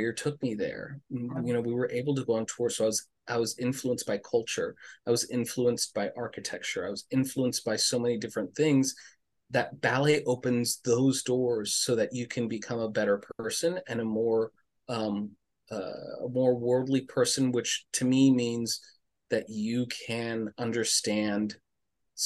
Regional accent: Los Angeles, California, United States; growing up in Los Angeles, I was a big sports kid

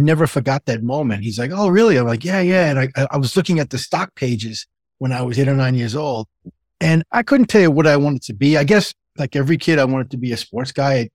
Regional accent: New York City, New York, United States; I grew up in the Bronx, New York

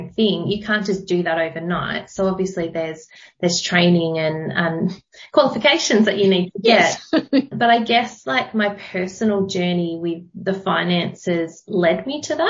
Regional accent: Wollongong, New South Wales, Australia; also born or lived in Dapto; now in Canberra, Australia; I grew up outside of Wollongong.

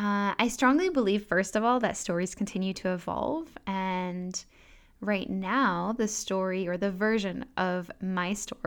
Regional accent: Singapore; born there; also born or lived in Thailand; I am French. I was born in Singapore and I sound quite American, and I've never actually lived in France.

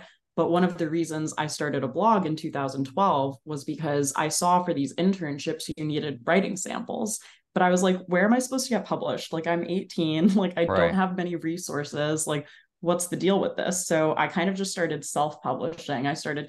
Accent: New Jersey, United States; I grew up in New Jersey in Bergen County. So I was always like a 30-minute drive

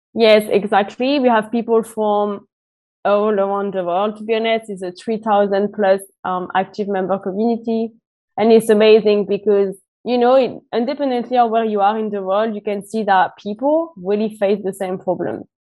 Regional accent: France; moved away as an adult; now in United Kingdom; I'm originally from France and I've been based in the UK for the past five years

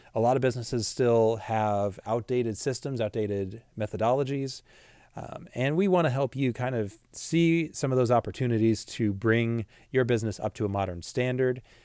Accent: Washington, United States; also born or lived in Illinois; I'm from the Midwest, from Illinois, but was raised here in the Pacific Northwest in Washington State, spent majority of my life here

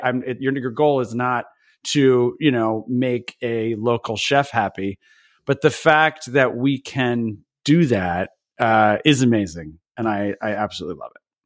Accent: Belvidere, New Jersey, United States; I grew up, uh, at the very, very edge of Jersey, we used to say the way to get to Belvedere is you would pass

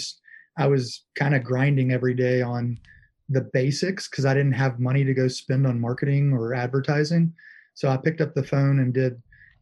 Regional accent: Nashville, Tennessee, United States; also born or lived in Louisiana; moved back to Nashville. I'm originally from Nashville.

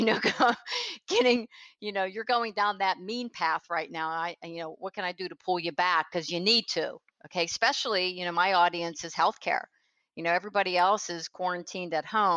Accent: Pennsylvania, United States; now in Tampa, United States; I was from Pennsylvania, I now live in Tampa, Florida

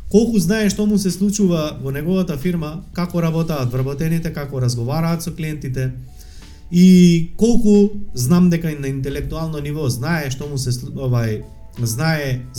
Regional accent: Tetovo, Polog, North Macedonia; accent: Tetovo dialect; Зборам на Тетовски сега, бидејќи живеам, нели, и сум од Тетово.

